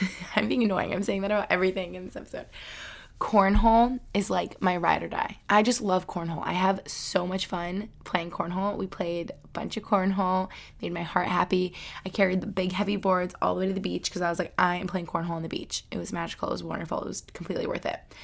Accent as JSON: {"language": "English", "town": "Albany", "region": "New York", "country": "United States", "tie": "born or raised there", "said": "We grew up in Albany together"}